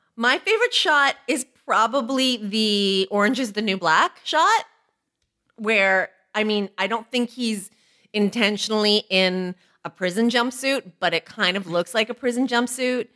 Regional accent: Toronto, Ontario, Canada; We're both from Toronto

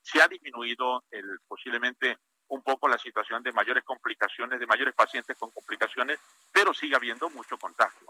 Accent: Parrilla, Tabasco, Mexico; Tabasco, a mi pueblo de Parrilla

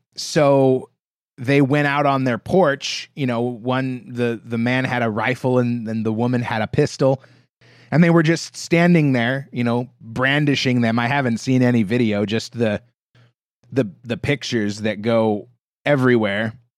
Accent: United States; being an American

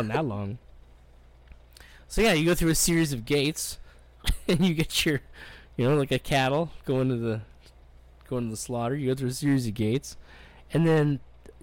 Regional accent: Winnipeg, Manitoba, Canada; I was from Winnipeg

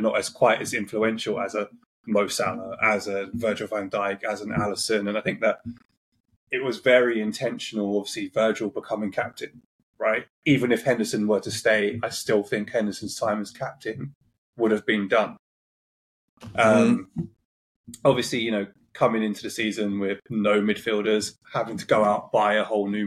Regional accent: London, United Kingdom; I grew up in North London

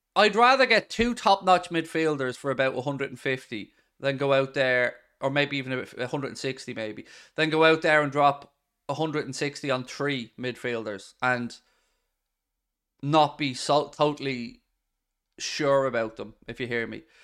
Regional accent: Ireland; we were spoiled growing up in Ireland

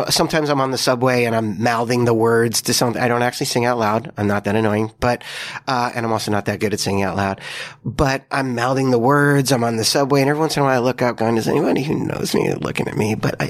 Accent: Long Island, New York, United States; moved away; also born or lived in Queens, New York; I grew up on Long Island.

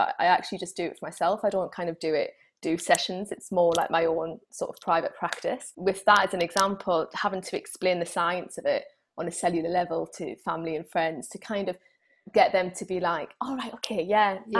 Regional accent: United Kingdom; being typically British

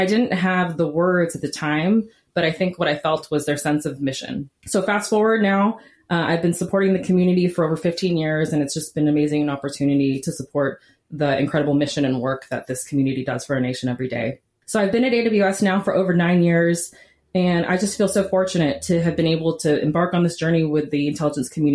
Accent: Silicon Valley, California, United States; moved away as an adult; also born or lived in Houston, Texas; my hometown in the Silicon Valley in California

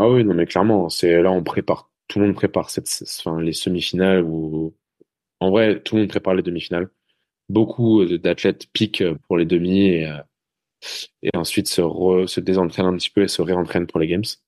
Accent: Brittany, France; moved away; je suis breton à la base

